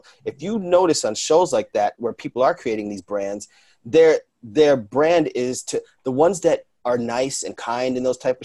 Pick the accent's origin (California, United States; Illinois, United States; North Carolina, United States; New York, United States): New York, United States; New York City; being a New Yorker